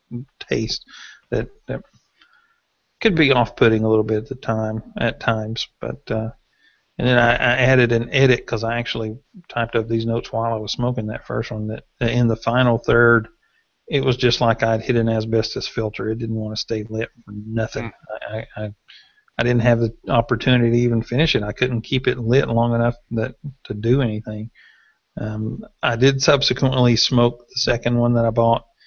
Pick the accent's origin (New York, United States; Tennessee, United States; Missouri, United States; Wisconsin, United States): Tennessee, United States; I got married in 94, but I'm from Tennessee